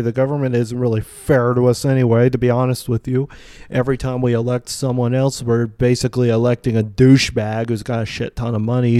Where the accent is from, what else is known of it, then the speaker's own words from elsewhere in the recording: Vincennes, Indiana, United States; now in Bloomington, United States; I originally was born and grew up in Vincennes